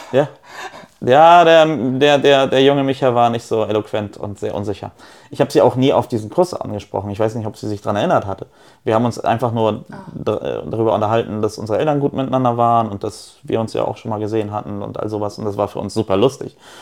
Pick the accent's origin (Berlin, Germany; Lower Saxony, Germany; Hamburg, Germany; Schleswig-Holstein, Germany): Schleswig-Holstein, Germany; Neumünster; also born or lived in Poland; Ich bin ja nicht in Kiel groß geworden, ich bin in Neumünster groß geworden